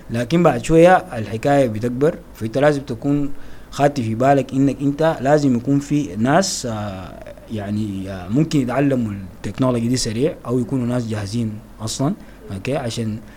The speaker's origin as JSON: {"language": "Arabic", "country": "Sudan", "said": "انا بفتكر عندنا دائما كسودانيين بنحب حب الامتلاك"}